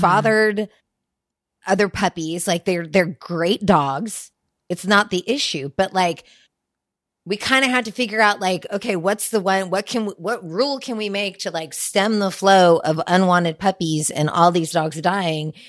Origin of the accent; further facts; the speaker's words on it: Sacramento, California, United States; also born or lived in Los Angeles; now in Santa Rosa, United States; I grew up in Sacramento